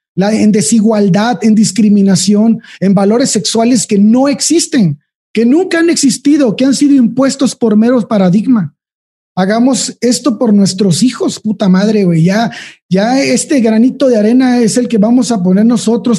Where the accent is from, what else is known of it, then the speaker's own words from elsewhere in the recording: Mexico; en nuestro país